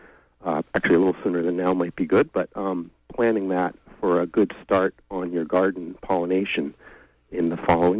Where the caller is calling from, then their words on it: Washington, Maine, United States; I'm calling from Washington.